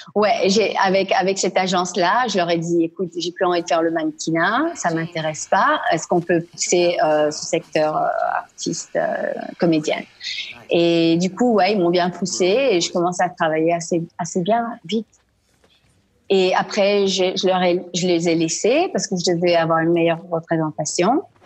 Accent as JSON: {"language": "French", "region": "Quebec", "country": "Canada", "also_born_or_lived": "Paris / Milan / New York / London", "moved": "yes", "lives_now": "Ashkelon area, Israel", "said": "Je suis québécoise d'origine marocaine des deux parents"}